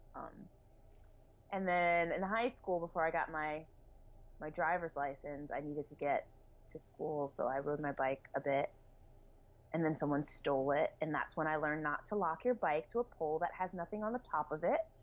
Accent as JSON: {"language": "English", "region": "New Jersey", "country": "United States", "tie": "born or raised there", "also_born_or_lived": "Atlanta, Georgia / Boston / Brooklyn / Carlton, Georgia", "moved": "as an adult", "lives_now": "Bay Area, United States", "said": "So I was born in Atlanta, grew up in New Jersey, went to school in Boston, well, college in Boston, and then I lived in Brooklyn for a while, and now I live in the Bay Area"}